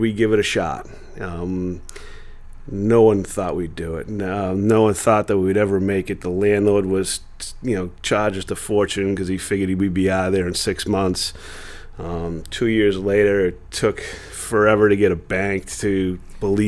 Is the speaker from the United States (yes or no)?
yes; Peabody, Massachusetts, United States; also born or lived in Danvers; We're both from Peabody, same as you, but I moved to Danvers